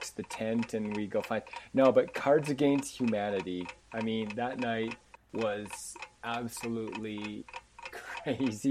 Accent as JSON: {"language": "English", "town": "Red Deer", "region": "Alberta", "country": "Canada", "tie": "born or raised there", "lives_now": "Okotoks, Canada", "said": "I was born in Red Deer, but I now reside in the wonderful bedroom community of Okotoks, Alberta"}